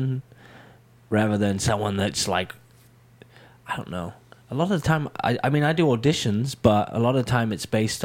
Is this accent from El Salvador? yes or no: no; Crawley, South East England, United Kingdom; moved away; I'm from England